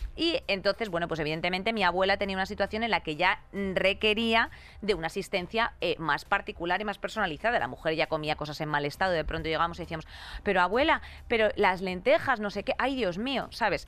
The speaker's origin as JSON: {"language": "Spanish", "town": "Madrid", "region": "Community of Madrid", "country": "Spain", "said": "te lo digo como madrileña"}